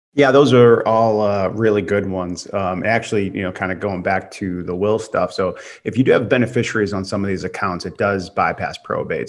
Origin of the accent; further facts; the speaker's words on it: Massachusetts, United States; moved away; I'm from Massachusetts. My parents have a house up there